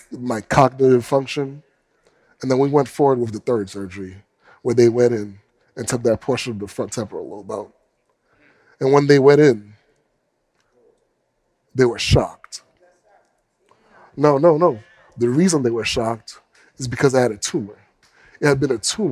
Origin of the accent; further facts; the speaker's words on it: United States; As a black man growing up in America